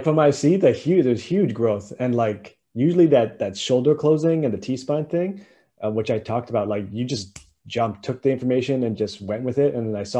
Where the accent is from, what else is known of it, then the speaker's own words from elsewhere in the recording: Winnipeg, Manitoba, Canada; I'm just somebody from Winnipeg, right?